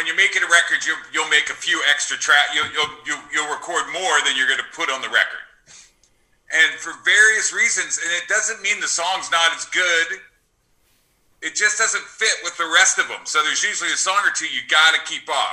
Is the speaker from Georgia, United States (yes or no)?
no; New Jersey, United States; moved away as an adult; now in Los Angeles, United States; I love growing up in New Jersey